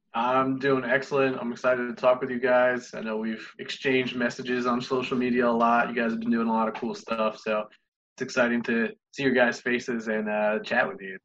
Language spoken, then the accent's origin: English; Toms River, New Jersey, United States; I grew up in Toms River, New Jersey, known for Toms River, Toms River Little League baseball